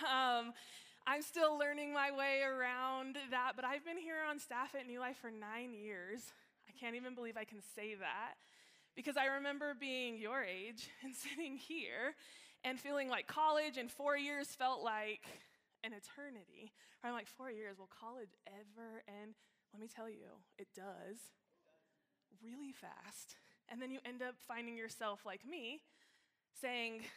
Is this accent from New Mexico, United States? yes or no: yes; Alamogordo, New Mexico, United States; now in Colorado, United States; I'm from this little town in New Mexico